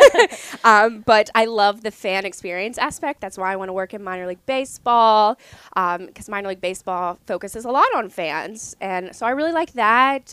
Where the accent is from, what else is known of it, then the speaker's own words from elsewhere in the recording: southern Ohio, United States; moved away as an adult; also born or lived in Lexington, Kentucky; now in Portland, Maine, United States; I'm originally from southern Ohio in the middle of nowhere